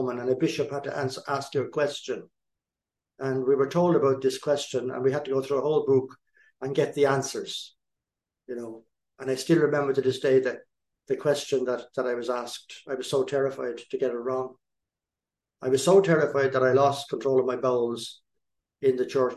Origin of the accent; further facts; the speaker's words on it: East Coast, Ireland; I was born and raised in Ireland on the East Coast.